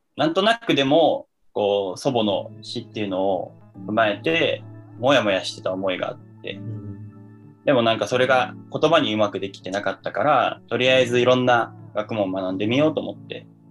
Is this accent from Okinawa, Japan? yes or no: no; Kanagawa, Japan; 神奈川県で生まれて、えー、神奈川県で育ちました